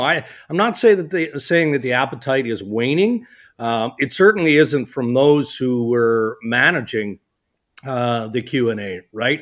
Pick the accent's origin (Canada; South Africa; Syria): Canada; We're Canadian